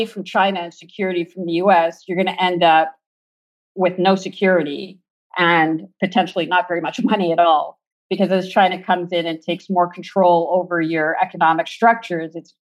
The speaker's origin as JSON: {"language": "English", "region": "Quebec", "country": "Canada", "said": "I'm from Quebec"}